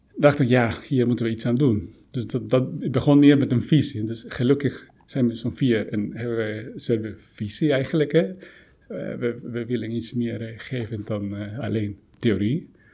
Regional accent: Guatemala; now in Netherlands; oorspronkelijk kom ik uit Guatemala.

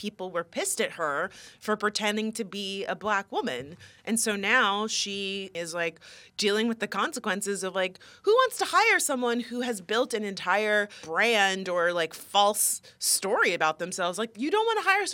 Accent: West Palm Beach, Florida, United States; moved away; I'm from West Palm Beach

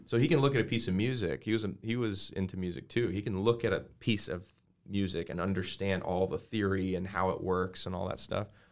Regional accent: Arvada, Colorado, United States; I grew up in Arvada, Colorado

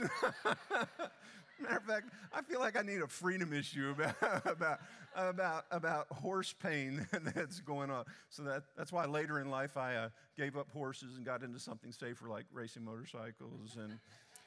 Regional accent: Delaware, United States; now in Texas, United States; I grew up in Delaware and just south of Delaware

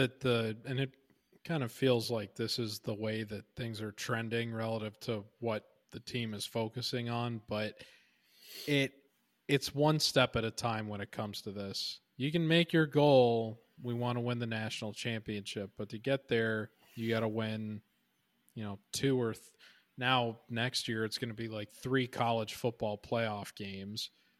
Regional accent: Ireland; I will say as an Irish person, I've always found it funny that Cinco de Mayo is a pretty big hit over there.

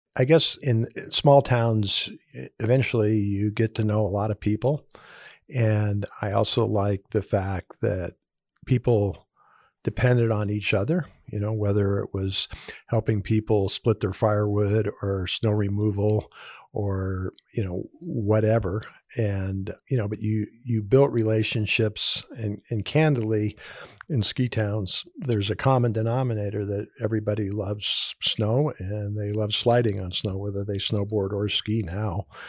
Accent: Southern California, United States; also born or lived in Hawaii; born in Hawaii, grew up in Southern California

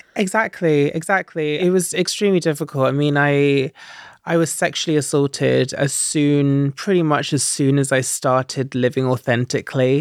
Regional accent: Stansted Mountfitchet, East of England, United Kingdom; Yeah, I grew up in Essex in a little town called Sandstone Mount Fitchett

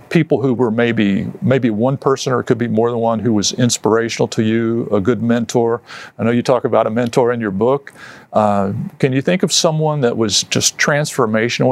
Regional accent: West Virginia, United States; I was a kid, I grew up in West Virginia

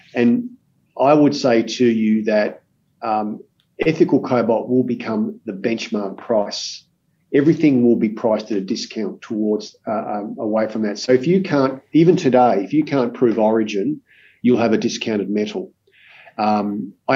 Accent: Australia

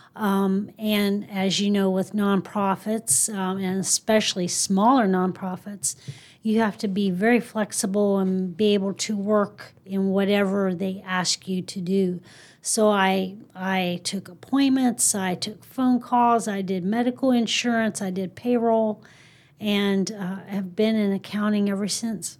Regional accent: Mount Jackson, Virginia, United States; moved away as an adult; now in South Texas, United States; I'm from a small town in Virginia called Mount Jackson

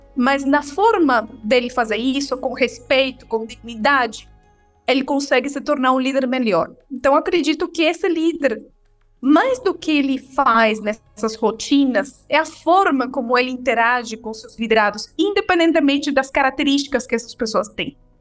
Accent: Venezuela; Portuguese is a second language; moved away as an adult; now in Brazil; Eu sou venezuelana, moro no Brasil há 13 anos

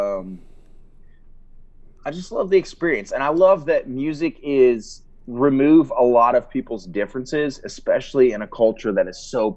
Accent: Ohio, United States; now in Georgia, United States; I'm originally from Ohio

